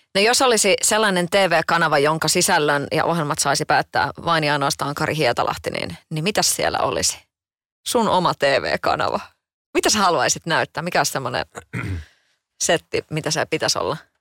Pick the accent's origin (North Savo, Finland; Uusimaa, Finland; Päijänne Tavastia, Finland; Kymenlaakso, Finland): Kymenlaakso, Finland; Kotka; Itsehän olen Kotkasta kotoisin